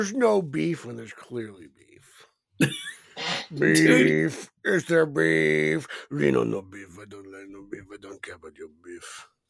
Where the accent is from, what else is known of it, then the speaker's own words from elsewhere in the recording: Canada; I'm not Italian. I'm French Canadian.